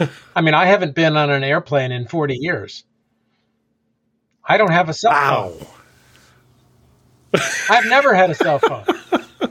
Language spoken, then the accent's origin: English; United States; now in Amherst, United States; I grew up in Washington